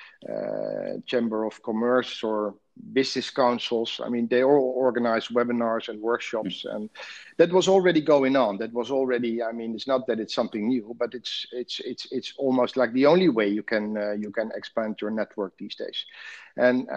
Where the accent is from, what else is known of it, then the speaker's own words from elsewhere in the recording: Netherlands; moved away as an adult; now in Dubai, United Arab Emirates; I'm originally from the Netherlands